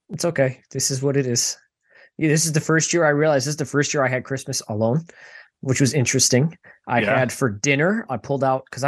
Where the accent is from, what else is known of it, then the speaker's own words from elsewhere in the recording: Buffalo, New York, United States; Anthony and I, we're from Buffalo.